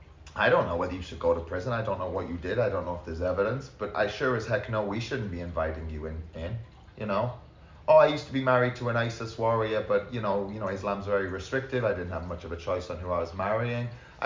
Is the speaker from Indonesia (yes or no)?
no; United Kingdom; You know, as an American, you are, and as a British person, I wouldn't want potential jihadis coming in.